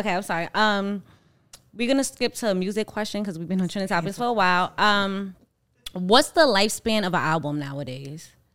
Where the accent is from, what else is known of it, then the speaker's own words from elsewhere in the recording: New York City, New York, United States; moved away; me growing up in Harlem